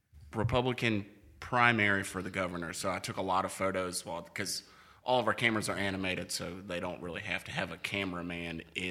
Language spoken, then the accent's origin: English; Greenville, Mississippi, United States; born or raised there; also born or lived in Tupelo, Mississippi